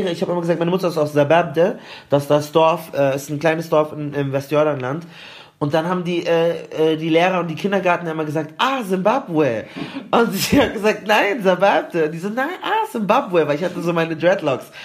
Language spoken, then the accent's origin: German; Palestine; oh, okay, ich ich bin Palästinenser